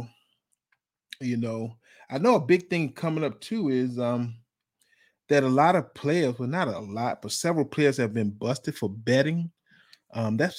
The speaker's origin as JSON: {"language": "English", "region": "Virginia", "country": "United States", "said": "I'm from Virginia"}